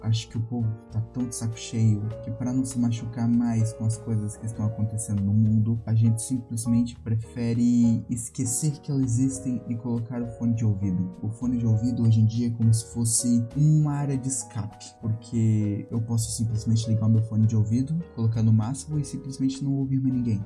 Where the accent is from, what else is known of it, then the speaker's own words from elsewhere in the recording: Brazil; eu sou brasileiro.